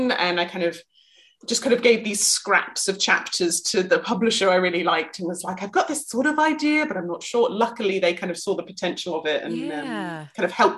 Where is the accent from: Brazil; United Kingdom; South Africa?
United Kingdom; West Country, South West England; growing up in England, and especially growing up kind of around the West Country